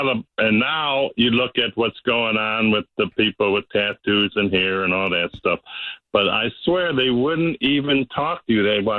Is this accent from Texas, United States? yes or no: no; Detroit, Michigan, United States; I'm from Michigan, Detroit.